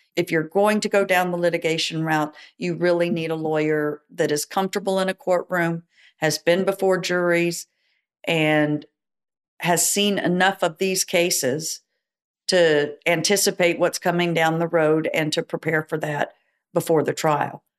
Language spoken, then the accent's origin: English; Dallas, Texas, United States; now in Houston, United States; I was born in Dallas